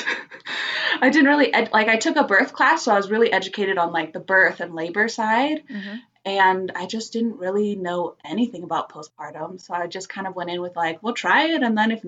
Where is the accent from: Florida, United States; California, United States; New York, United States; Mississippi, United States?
California, United States; moved away; I'm actually from California